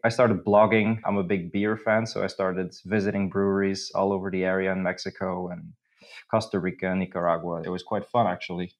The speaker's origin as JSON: {"language": "English", "country": "Belgium", "moved": "as an adult", "lives_now": "Krakow, Poland", "said": "I'm originally from Belgium, so I'm, I'm, the perfect example of a Belgian"}